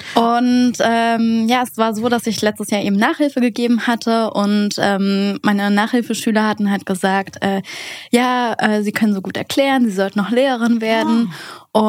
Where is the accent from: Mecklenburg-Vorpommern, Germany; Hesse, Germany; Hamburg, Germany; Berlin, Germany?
Berlin, Germany; ich komme aus Berlin